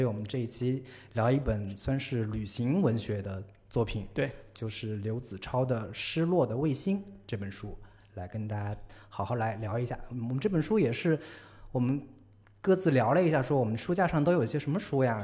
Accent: China; 我们中国人

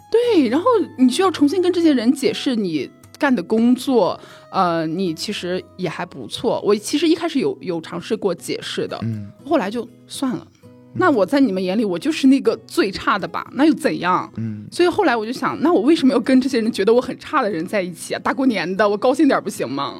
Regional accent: Shandong, China; moved away; 我们家乡的四件套儿啊哈就是山东人我们是过年一般会送油十，十斤鸡蛋啊

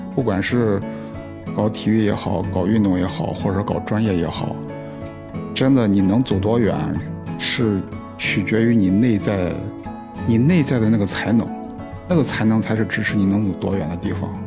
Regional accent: China; 我们中国人

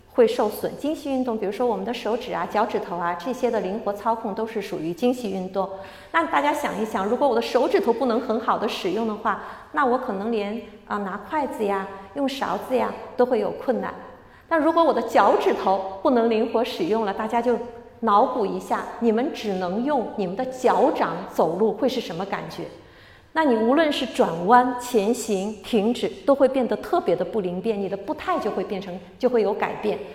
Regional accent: Shanghai, China; moved away; 我是出生在上海的，我很开心这次有机会回来

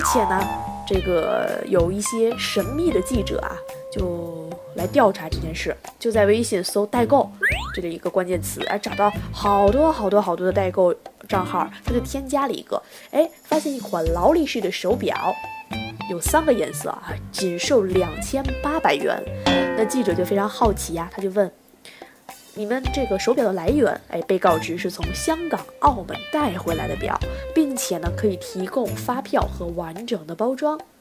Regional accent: China; 我们中国人民啊，天朝的人民

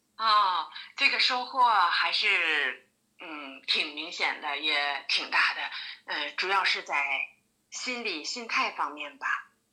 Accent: Daqing, Heilongjiang, China; 我是黑龙江的。 ，呃，我家在黑龙江的大庆游城，铁人王进喜的故乡嗯，也是为祖国的发展做出了伟大的贡献的一座英雄城市

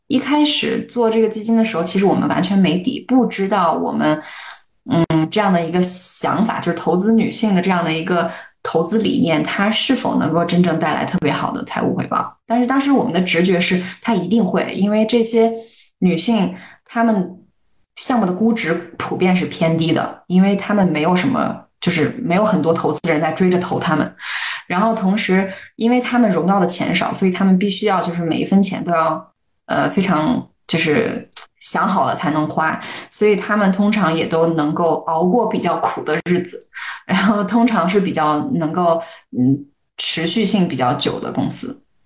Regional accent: a small city in Shandong, China; moved away as an adult; also born or lived in United States; 我一个在 山东小城市长大， 然后还经历过高考，虽然我我在美国念的大学的这样的一个人

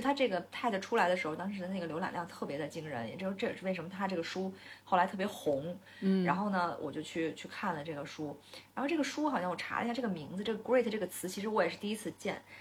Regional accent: China; 或者说我们中国人的骨子里头其实就是吃苦耐劳，和我们从小被灌输的价值观是一致的

